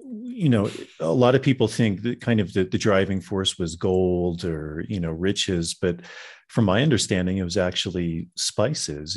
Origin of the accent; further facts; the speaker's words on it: Virginia, United States; I grew up in Virginia